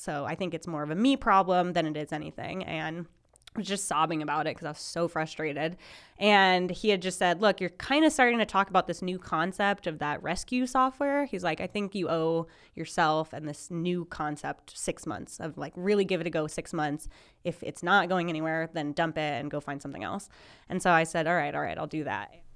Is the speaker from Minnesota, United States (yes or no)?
yes; Minnesota, United States; now in Lincoln, United States; I am originally from Minnesota